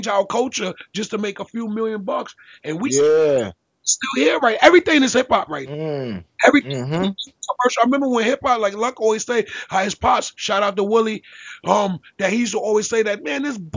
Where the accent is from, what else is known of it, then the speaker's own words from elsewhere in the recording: New York City, New York, United States; I'm from Brooklyn